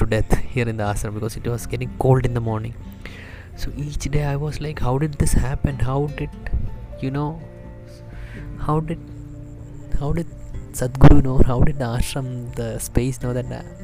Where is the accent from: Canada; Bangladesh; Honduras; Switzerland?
Bangladesh; I'm from Bangladesh.